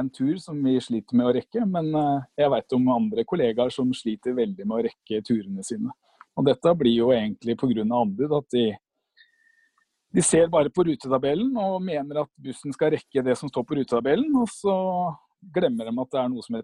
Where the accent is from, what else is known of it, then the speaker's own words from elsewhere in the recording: Bærum, Akershus, Norway; jeg er fra Bærum.